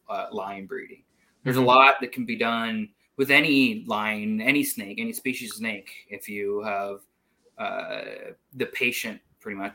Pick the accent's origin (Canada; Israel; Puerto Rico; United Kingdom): Puerto Rico; moved away as an adult; also born or lived in Iowa; now in United States; I grew up in Puerto Rico. Uh, and for college, I moved to Iowa State